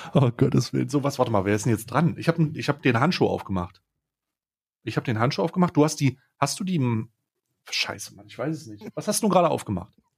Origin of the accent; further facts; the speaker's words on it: Switzerland; bei uns in der Schweiz